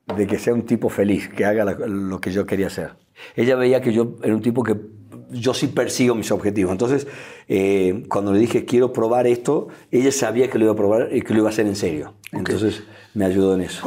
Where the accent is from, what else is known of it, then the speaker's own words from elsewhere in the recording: Argentina; moved away as an adult; now in Mexico; me fui de Argentina